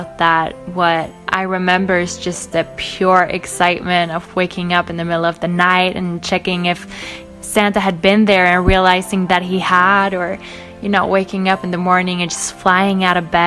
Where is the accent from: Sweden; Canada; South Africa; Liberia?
Sweden; I'm from Sweden.